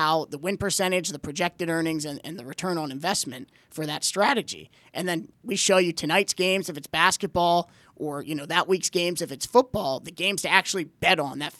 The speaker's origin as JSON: {"language": "English", "town": "Pikesville", "region": "Maryland", "country": "United States", "tie": "born or raised there", "said": "we're all Baltimore guys. We grew up in Pikesville."}